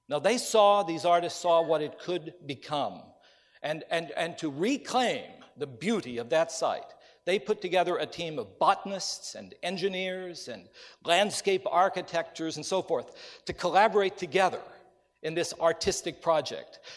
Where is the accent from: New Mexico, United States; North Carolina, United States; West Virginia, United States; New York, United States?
West Virginia, United States; have the privilege to come back closer to my home. I grew up in West Virginia